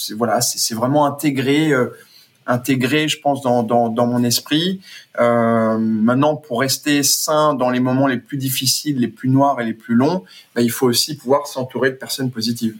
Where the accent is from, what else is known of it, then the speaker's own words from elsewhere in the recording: Brazil; moved away; j'ai passé toute mon enfance au Brésil